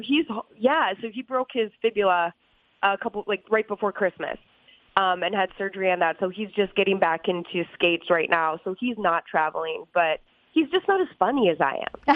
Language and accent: English; St. Cloud, Minnesota, United States; also born or lived in New Hampshire; I was born in New Hampshire but grew up in St. Cloud, Minnesota